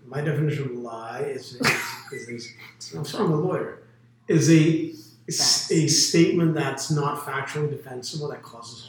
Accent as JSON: {"language": "English", "region": "London", "country": "United Kingdom", "tie": "born or raised there", "moved": "yes", "lives_now": "United States", "said": "he happened to be buried a mile from where I grew up in London."}